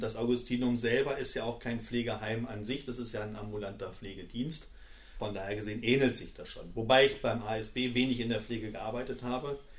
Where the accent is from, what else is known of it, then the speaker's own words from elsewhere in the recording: Bad Karlshafen, Hesse, Germany; also born or lived in Schalke (Gelsenkirchen), North Rhine-Westphalia / Kassel; Ich bin in dem ja, schönen Bad Karlshafen groß geworden